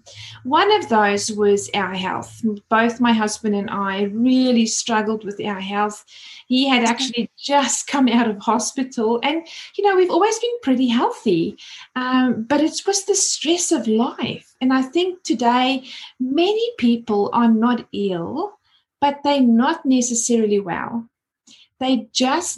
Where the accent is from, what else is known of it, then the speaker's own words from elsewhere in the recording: South Africa; moved away as an adult; now in Australia; As you can hear my accent, I moved over from South Africa about 20 years ago and absolutely love living here in Australia.